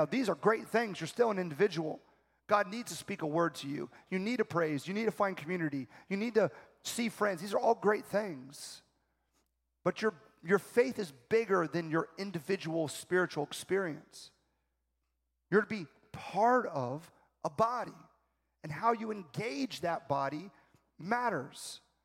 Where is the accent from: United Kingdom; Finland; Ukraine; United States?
United States; South Florida; I'm from South Florida